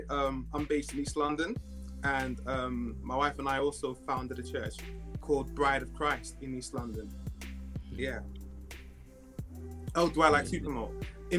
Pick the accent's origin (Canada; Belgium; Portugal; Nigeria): Nigeria; I'm a Nigerian, you know, I'm West African descent, but I'm a Christian first.